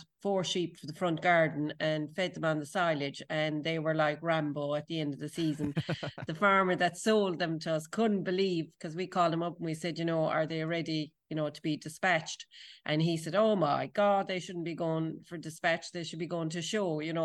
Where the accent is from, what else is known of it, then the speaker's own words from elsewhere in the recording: Tralee, Munster, Ireland; when I was a kid growing up in Tralee